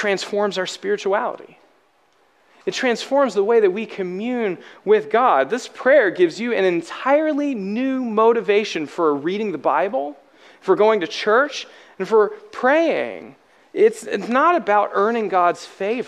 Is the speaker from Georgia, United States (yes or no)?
no; Alabama, United States; I'm from Alabama.